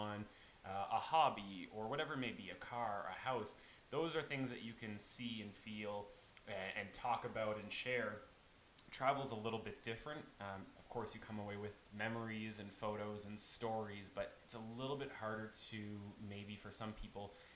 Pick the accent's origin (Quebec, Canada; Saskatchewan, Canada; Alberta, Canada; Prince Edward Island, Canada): Prince Edward Island, Canada; I am from Prince Edward Island